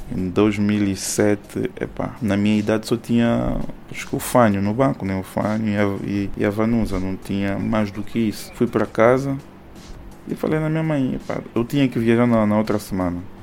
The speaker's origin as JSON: {"language": "Portuguese", "town": "Soyo", "region": "Zaire", "country": "Angola", "tie": "born or raised there", "also_born_or_lived": "Luanda, Angola", "said": "sou natural do Soio, tenho 36 anos"}